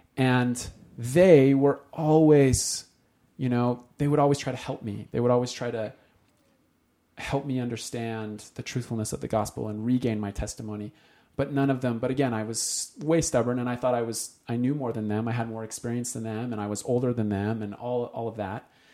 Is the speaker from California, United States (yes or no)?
no; Utah, United States; moved away; we came from Utah